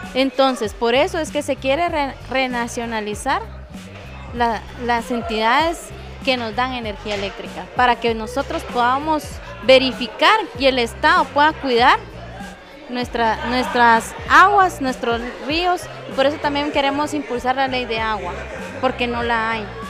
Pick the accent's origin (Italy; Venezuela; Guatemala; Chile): Guatemala; somos guatemaltecos